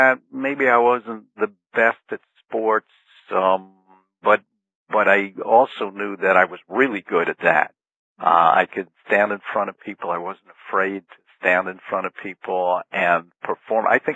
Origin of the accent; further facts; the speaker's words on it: New Jersey, United States; also born or lived in Brooklyn, New York; I was born in Brooklyn, New York, but I'm actually, most of my life I've spent in the state of New Jersey